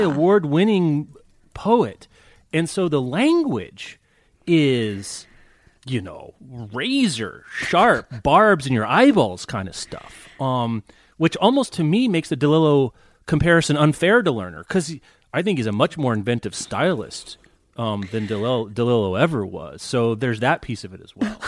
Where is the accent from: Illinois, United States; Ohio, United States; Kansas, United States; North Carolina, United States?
Kansas, United States; Lawrence; I'm from Lawrence, Kansas, so Topeka High is about 15 mm-hmm. miles from where I grew up